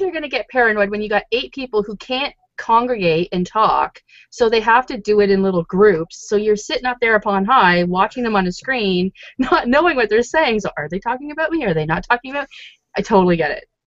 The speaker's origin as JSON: {"language": "English", "town": "Toronto", "region": "Ontario", "country": "Canada", "said": "where are you from? And I was like, oh, Toronto"}